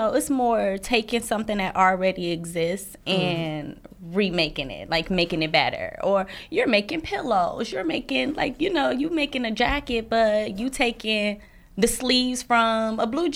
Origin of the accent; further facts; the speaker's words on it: Milwaukee, Wisconsin, United States; also born or lived in Chicago; I'm from Milwaukee, Wisconsin